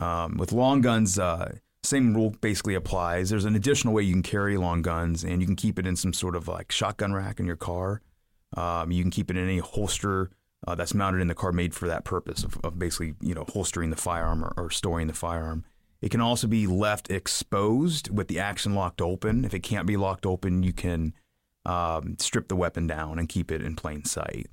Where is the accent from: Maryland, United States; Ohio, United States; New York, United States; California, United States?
Ohio, United States; Piqua; I grew up in Piqua, Ohio